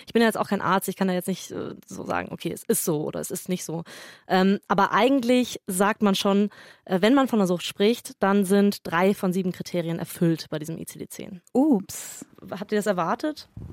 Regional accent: Tegernsee, Bavaria, Germany; ich bin am Tegernsee zur Schule gegangen

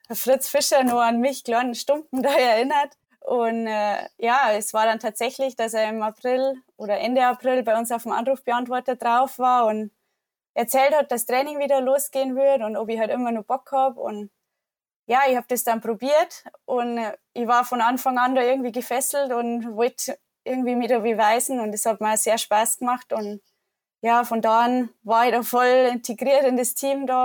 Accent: Wasserburg, Bavaria, Germany; now in Ruhpolding, Germany; oder mein Elternhaus ist in der Nähe von Wasserburg. Das ist eine gute Stunde von Ruppolding weg. Da bin ich auf dem Bauernhof aufgewachsen.

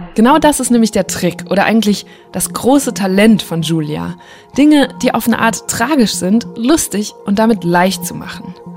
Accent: Borken, North Rhine-Westphalia, Germany; Borken ist meine Heimatstadt

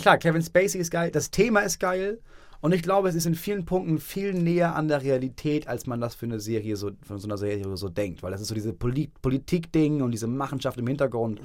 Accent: Schleswig-Holstein, Germany; also ich als Norddeutscher

